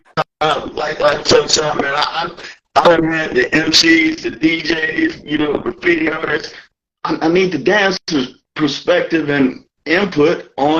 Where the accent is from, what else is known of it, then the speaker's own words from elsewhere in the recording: Canton, Ohio, United States; moved away; also born or lived in Stamford, Connecticut; Nah, I'm from Canton, Ohio.